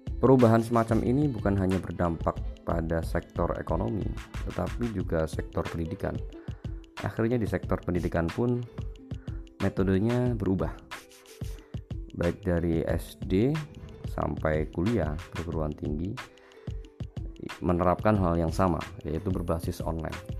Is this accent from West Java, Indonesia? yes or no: no; Pekalongan, Central Java, Indonesia; moved away as an adult; now in Semarang, Indonesia; Saya berasal dari Pekalongan.